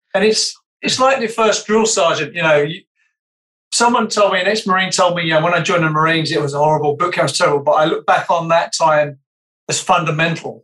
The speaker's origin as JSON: {"language": "English", "country": "United Kingdom", "accent": "British", "said": "my British accent"}